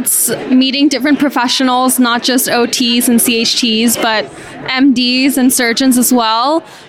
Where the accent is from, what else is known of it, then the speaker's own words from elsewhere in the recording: Los Angeles, California, United States; I'm from Los Angeles, California.